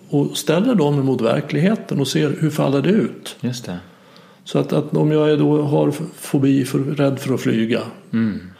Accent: Dalarna County, Sweden; accent: dalmål; Om jag har en hypotes om att jag inte är omtyckt för att jag pratar dalmål.

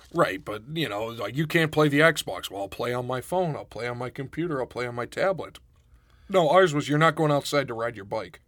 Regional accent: Western Pennsylvania, United States; also born or lived in Pittsburgh; now in Rochester, United States; growing up in Western Pennsylvania, I didn't realize until I left how rednecky it was.

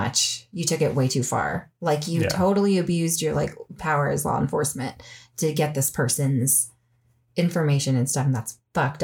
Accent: Sacramento, California, United States; now in Colorado, United States; I'm from Sacramento

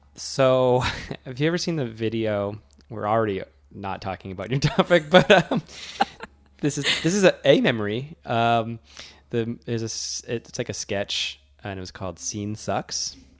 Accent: Worcester, Massachusetts, United States; I flew from my hometown of Worcester, which does not have a very large airport

